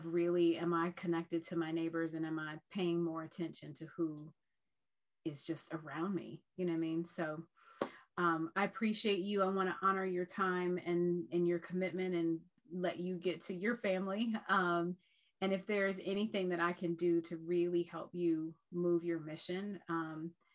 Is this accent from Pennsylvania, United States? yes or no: no; Ohio, United States; we're from Ohio